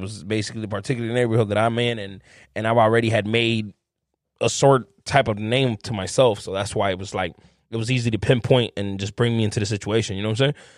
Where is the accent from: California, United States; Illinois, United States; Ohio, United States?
Illinois, United States; Chicago; I grew up in Humble Park, man, my whole my life